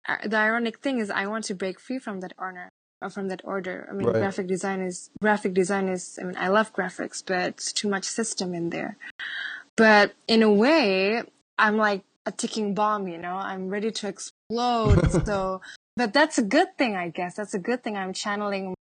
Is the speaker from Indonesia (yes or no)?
yes; Java, Indonesia; I am from Java.